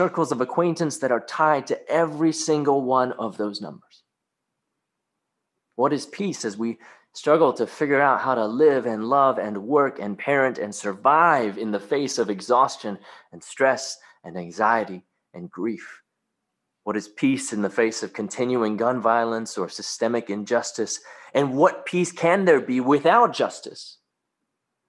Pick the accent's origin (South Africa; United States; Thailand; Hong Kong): Hong Kong; moved away; When I was a kid growing up in Hong Kong, going to Sunday school at a Baptist church